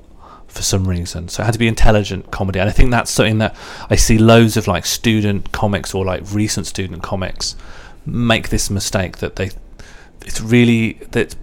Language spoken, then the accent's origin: English; Birmingham, West Midlands, United Kingdom; I'm from Birmingham as well, so if I talk slowly and without emphasis, there's sort of an annoying overlap in some parts of the accent